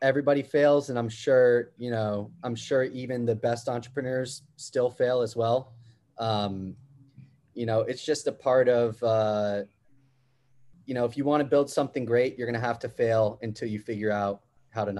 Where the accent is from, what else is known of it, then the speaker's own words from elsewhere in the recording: New York, United States; Growing up in New York